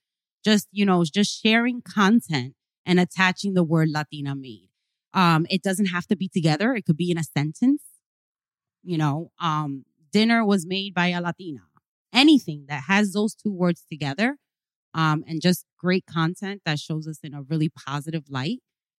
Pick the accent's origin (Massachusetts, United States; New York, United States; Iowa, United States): New York, United States; So I'm from El Barrio. You know, my parents are Hispanic, Cubans, came immigrants from Cuba.